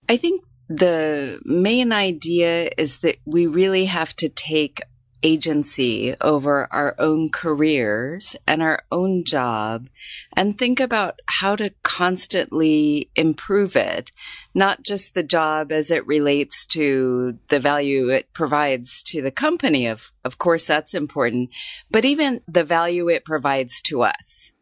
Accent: Tucson, Arizona, United States; moved away as an adult; now in Hong Kong; I grew up in Tucson, Arizona

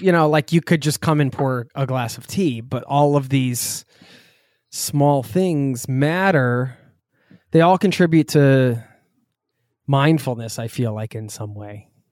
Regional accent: East Coast, United States; I'm from the East Coast

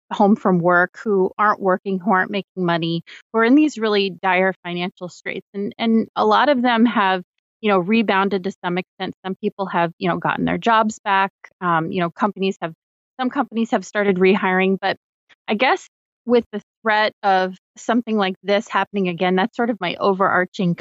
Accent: Florida, United States; my home state of Florida

